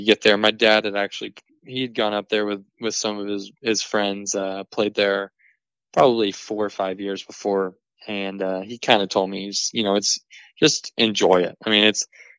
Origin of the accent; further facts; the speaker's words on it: San Antonio, Texas, United States; I'm sitting from San Antonio, Texas